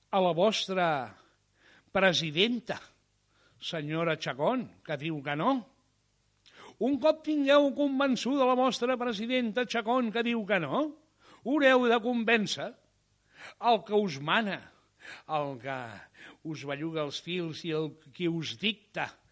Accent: Catalonia, Spain

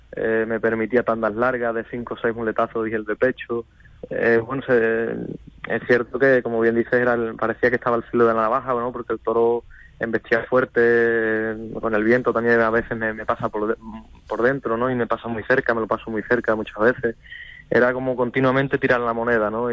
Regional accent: Huelva, Andalusia, Spain; en mi provincia, en Huelva, no, no hay escuela taurina

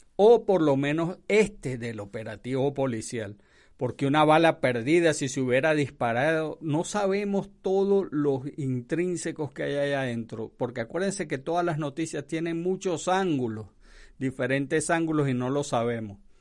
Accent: Venezuela; moved away; Esto se llama, en mi país, en Venezuela

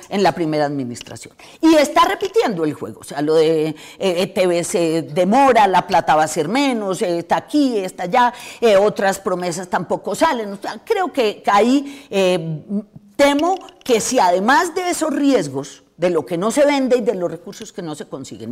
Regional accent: Colombia

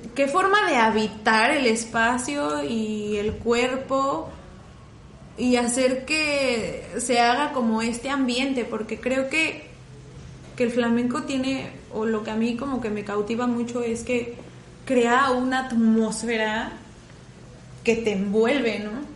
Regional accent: Mexico; yo soy una chica mexicana, bajita, robustita

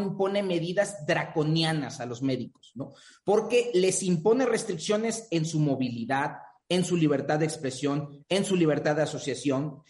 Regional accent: Mexico; nuestro país

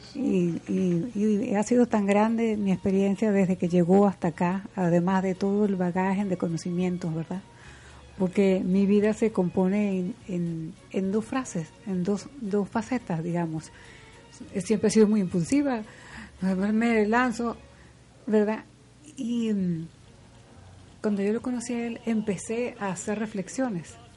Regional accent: Venezuelan Andes, Venezuela; yo soy andina, nosotros los andinos

